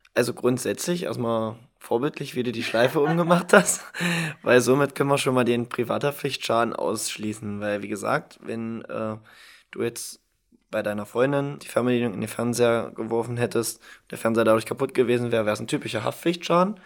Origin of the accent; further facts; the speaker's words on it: Halberstadt, Saxony-Anhalt, Germany; Ich komme aus Halberstadt